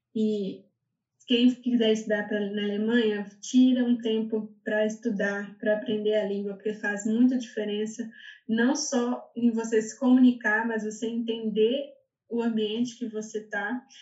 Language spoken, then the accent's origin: Portuguese; Minas Gerais, Brazil; moved away as an adult; also born or lived in São Paulo, Brazil / Berlin, Germany; now in Germany; Eu sou de Minas